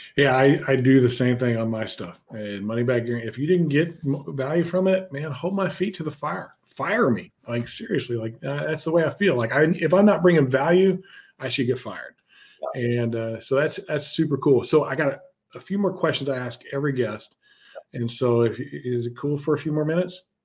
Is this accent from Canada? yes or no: no; Houston, Texas, United States; moved away; also born or lived in Wisconsin; My hometown, uh, Houston